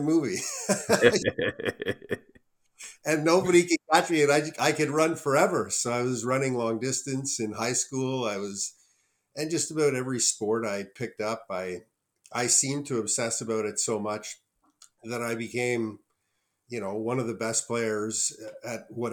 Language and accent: English; Ottawa, Ontario, Canada; I grew up in Ottawa